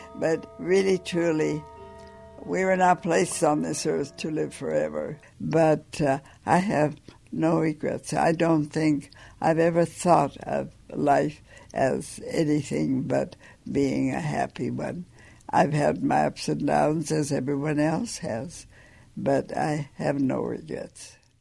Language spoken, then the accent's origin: English; Sand Coulee, Montana, United States; I grew up in a little coal mining town called Sankooli